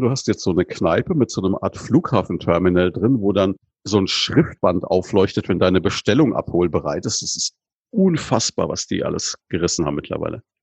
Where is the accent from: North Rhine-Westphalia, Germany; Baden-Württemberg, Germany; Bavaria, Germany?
Bavaria, Germany; Würzburg; als Würzburger